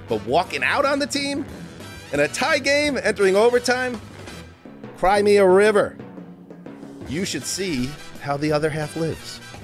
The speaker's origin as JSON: {"language": "English", "region": "New York", "country": "United States", "tie": "born or raised there", "said": "I grew up in New York"}